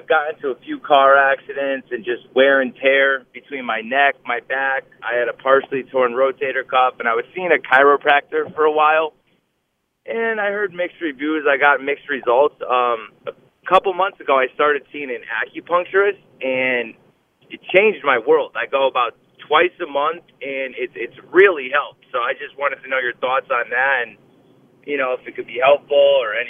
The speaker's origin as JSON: {"language": "English", "town": "Shelton", "region": "Connecticut", "country": "United States", "said": "I'm actually from Shelton."}